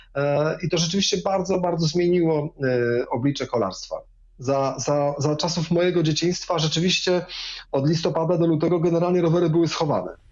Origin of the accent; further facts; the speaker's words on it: Wrocław, Lower Silesian Voivodeship, Poland; Wrocławiem na przykład, skąd pochodzę